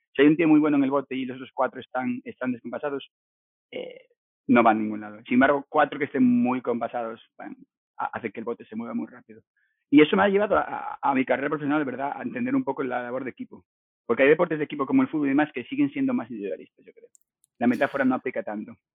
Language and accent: Spanish; Navia, Asturias, Spain; moved away as an adult; also born or lived in Cangas del Narcea; now in Vancouver, Canada; yo nací en Cangas, Cangas de Narcea, Cangas la Buena, eh, pero muy de pequeñito, eh, con siete años, nos mudamos a Navia